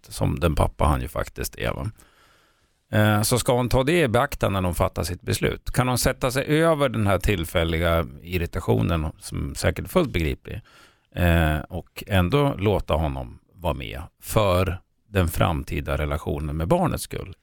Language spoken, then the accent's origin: Swedish; Sweden; jag är född i Sverige